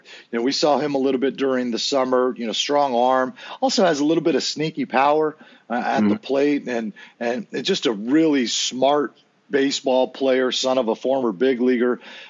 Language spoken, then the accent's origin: English; San Diego, California, United States; when I grew up in San Diego